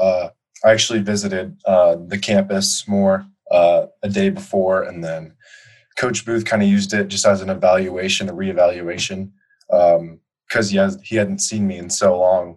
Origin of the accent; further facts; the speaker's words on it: Colorado, United States; my uh, my home state